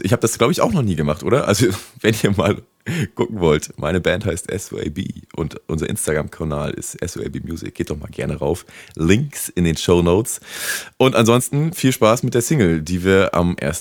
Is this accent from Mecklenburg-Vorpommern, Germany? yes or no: yes; Rostock, Mecklenburg-Vorpommern, Germany; now in Cologne, Germany; bei uns zu Hause in Rostock